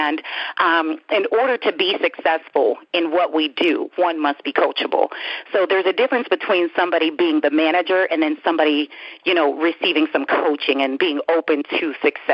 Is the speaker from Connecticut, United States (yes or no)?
no; Pittsburgh, Pennsylvania, United States; born and raised in the Pittsburgh, Pennsylvania area